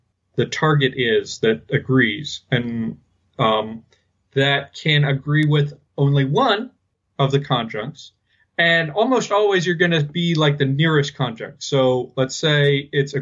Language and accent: English; United States; accent: American English; we're both American English speakers